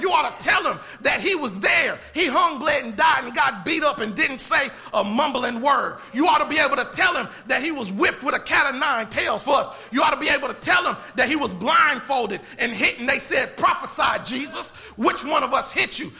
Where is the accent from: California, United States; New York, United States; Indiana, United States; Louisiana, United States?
Indiana, United States; now in Texas, United States; I'm not from Texas. I'm from Indiana.